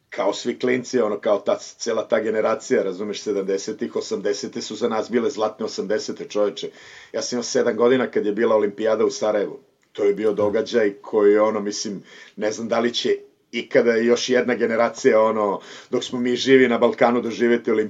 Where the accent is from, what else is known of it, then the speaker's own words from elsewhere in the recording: Kladovo, Bor District, Serbia; moved away as an adult; also born or lived in Bucharest, Romania / Timișoara, Romania / Berlin, Germany; now in Barcelona, Spain; meni je ono celo to odrastanje u Kladovu detinstvo vezano za Dunav.